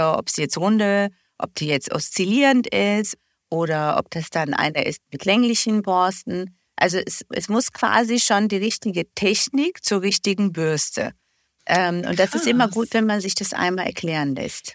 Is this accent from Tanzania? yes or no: no; Bulgaria; now in Germany; Ich komme ja ursprünglich aus Bulgarien, also war auch die äh, Zahnversorgung dort jetzt nicht auf dem Niveau wie hier in Deutschland